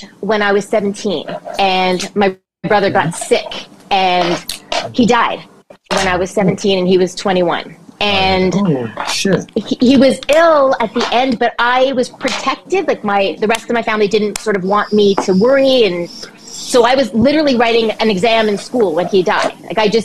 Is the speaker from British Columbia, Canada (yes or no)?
no; Montreal, Quebec, Canada; I grew up in Montreal, Quebec, Canada.